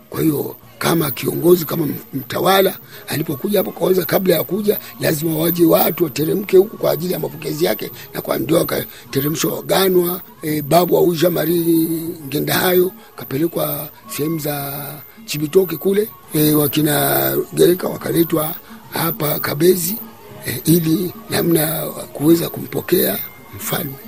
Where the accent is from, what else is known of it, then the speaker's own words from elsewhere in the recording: Burundi; Sisi ni Warundi kitaifa